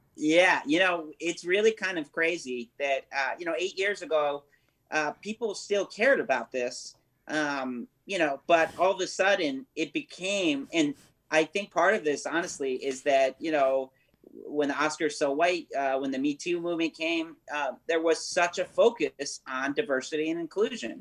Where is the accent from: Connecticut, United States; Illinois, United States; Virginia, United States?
Connecticut, United States; New Haven; now in California, United States; we're all from we're from New Haven, Connecticut